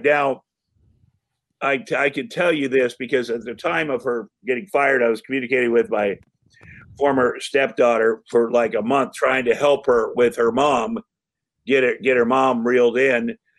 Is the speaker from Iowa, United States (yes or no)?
yes; Iowa, United States; I'm from Iowa